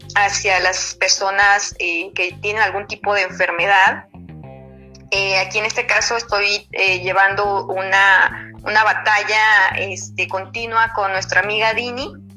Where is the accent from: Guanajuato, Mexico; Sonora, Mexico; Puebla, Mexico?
Sonora, Mexico; somos aquí sonorenses